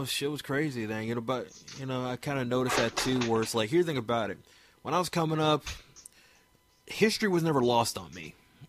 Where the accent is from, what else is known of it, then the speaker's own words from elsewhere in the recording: Maryland, United States; Like, nobody believes I'm from Maryland. I'm like, born and raised here, though, bro.